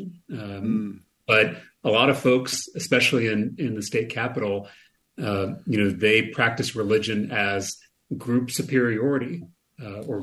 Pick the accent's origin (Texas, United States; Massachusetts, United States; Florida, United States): Texas, United States; here in my home state